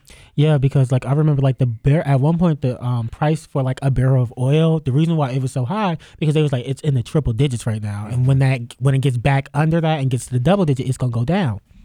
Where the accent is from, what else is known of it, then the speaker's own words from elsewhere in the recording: Youngstown, Ohio, United States; moved away; back home, 'cause I'm from Youngstown